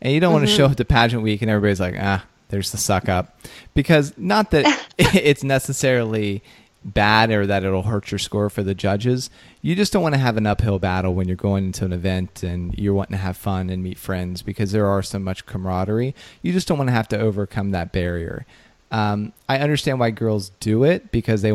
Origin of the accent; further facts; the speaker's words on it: Ohio, United States; I'm from Ohio